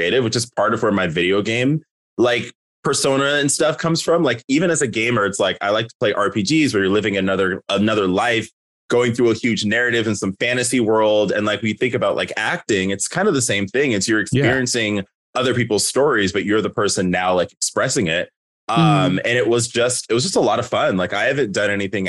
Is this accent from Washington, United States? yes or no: no; Oceanside, California, United States; moved away as an adult; also born or lived in Carson, Los Angeles / Las Vegas; now in Seattle, United States; I was born in Los Angeles in South LA in Carson. I lived there until I was about 5. My parents relocated us to Oceanside, which is by San Diego.